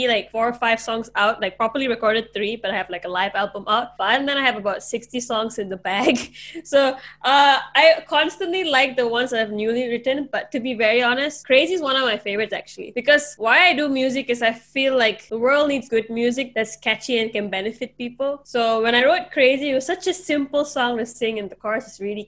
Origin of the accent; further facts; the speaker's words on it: Malaysia; I'm actually from Malaysia